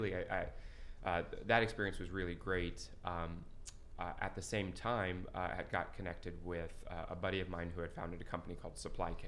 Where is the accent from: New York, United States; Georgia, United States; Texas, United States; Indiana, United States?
Indiana, United States; Shelbyville; I'm a Central Indiana guy. I'm from Shelbyville, Indiana